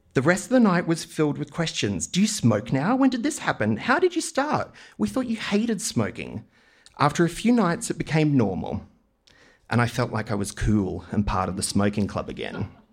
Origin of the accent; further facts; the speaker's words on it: Maroochydore, Queensland, Australia; I grew up in Queensland's Sunshine Coast in the eighties.